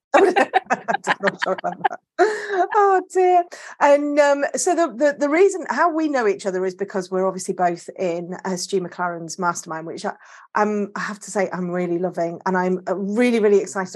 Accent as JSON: {"language": "English", "region": "Yorkshire and the Humber", "country": "United Kingdom", "said": "I am from the north. I'm North Yorkshire"}